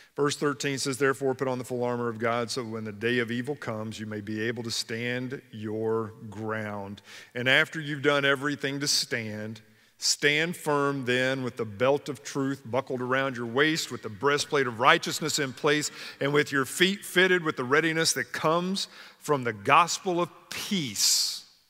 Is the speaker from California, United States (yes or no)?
no; Kentucky, United States; When I was a kid growing up in Kentucky